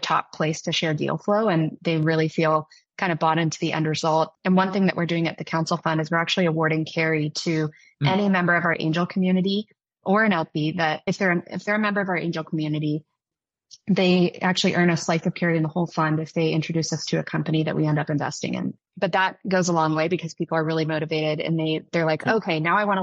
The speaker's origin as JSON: {"language": "English", "region": "Midwest", "country": "United States", "tie": "born or raised there", "moved": "as an adult", "lives_now": "Bay Area, United States", "said": "I grew up in the Midwest"}